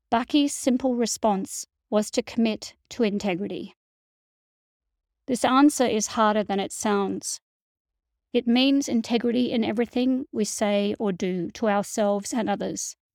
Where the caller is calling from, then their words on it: Montreal, Quebec, Canada; in Montreal, Canada